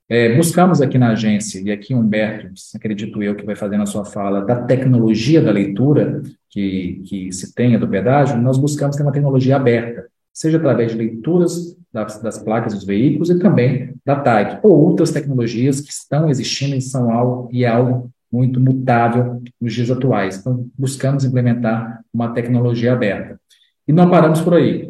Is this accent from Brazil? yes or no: yes; Minas Gerais, Brazil; minha conterrânea de Minas Gerais